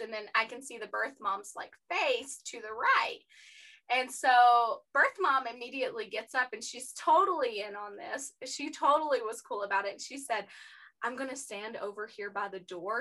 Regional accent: East Tennessee, United States; I'm from East Tennessee and that's where Knoxville is

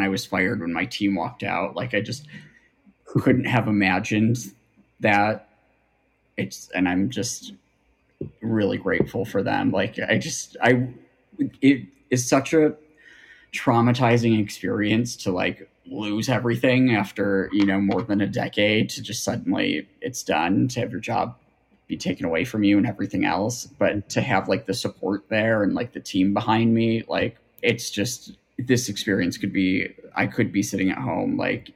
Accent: Buffalo, New York, United States; from Buffalo

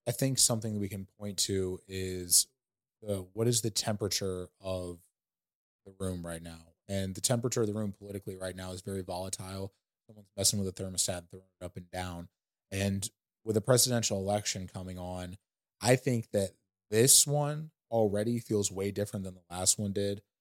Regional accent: St. Louis, Missouri, United States; I come from Saint Louis

